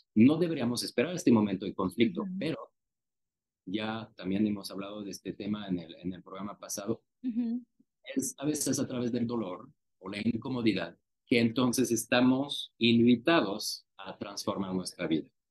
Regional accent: France; now in Mexico; Yo, yo nací en Francia

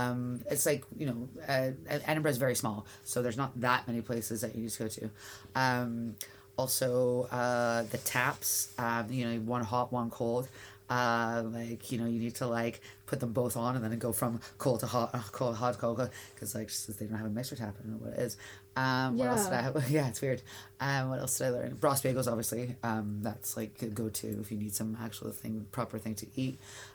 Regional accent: Canada; I'm like, I'm Canadian.

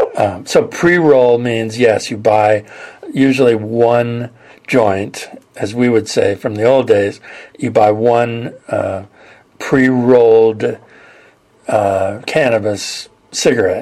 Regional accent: California, United States; When I was a kid, I grew up in California

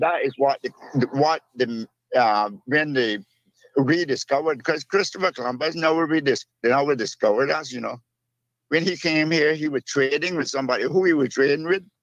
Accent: Cayman Brac, Cayman Islands; I'm originally from Cayman

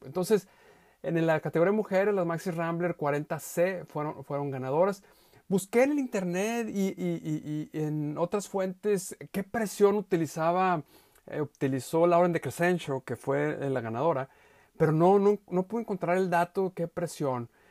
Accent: Mexico; yo soy mexicano.

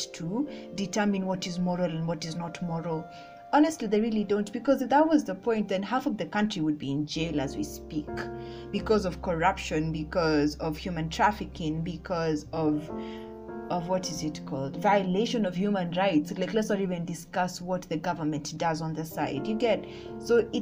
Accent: Kenya; I'm Kenyan

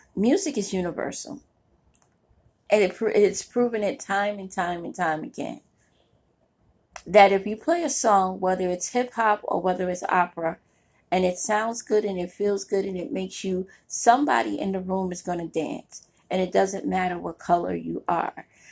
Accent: New York City, New York, United States; I grew up in Brooklyn, New York

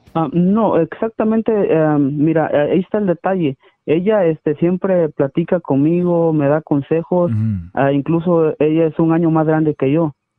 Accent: Ciudad Hidalgo, Chiapas, Mexico; moved away; also born or lived in Tijuana / Sonora; yo soy de la ciudad de, de, de Ciudad Hidalgo, Chiapas, México

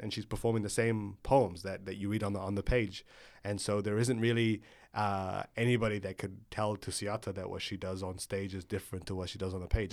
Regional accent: Egypt; when you're growing up in Egypt

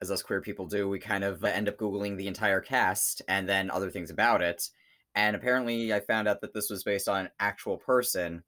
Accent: Long Island, New York, United States; I am from Long Island, born and raised in this wonderful place.

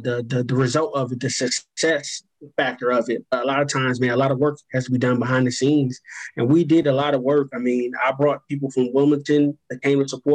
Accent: Belize; moved away; I was born in Belize, Central America

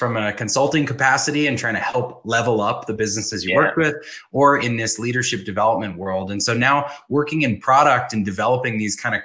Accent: Boston, Massachusetts, United States; I grew up in the Boston area

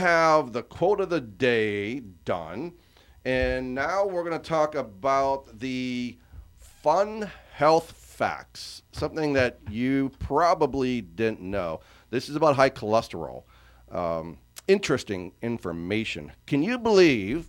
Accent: Mineral Point, Pennsylvania, United States; moved away; also born or lived in Johnstown, Pennsylvania; I was born there in Johnstown and lived in just north of Summerhill, up on the mountain, in a little town called Mineral Point

